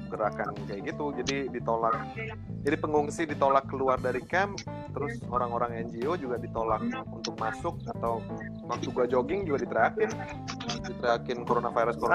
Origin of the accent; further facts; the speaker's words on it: Indonesia; moved away as an adult; now in Bangladesh; mereka nanya lu dari mana dari Indonesia mereka seneng banget selalu nanya ah oh, are you muslim gua Iya, iya.